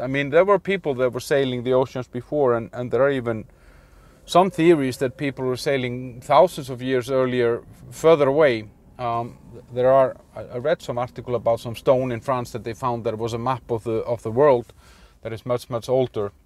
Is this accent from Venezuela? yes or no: no; Iceland; I'm from Iceland